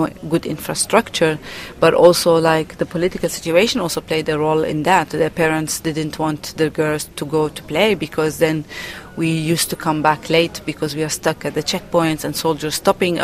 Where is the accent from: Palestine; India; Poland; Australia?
Palestine; I'm from Palestine